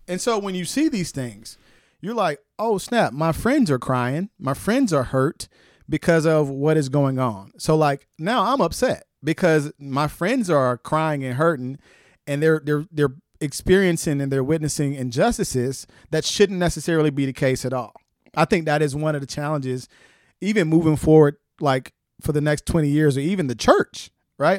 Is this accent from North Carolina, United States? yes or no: yes; Wilson, North Carolina, United States; moved away as an adult; now in Atlanta, United States; I grew up in Wilson, and my neighborhood was a majority black neighborhood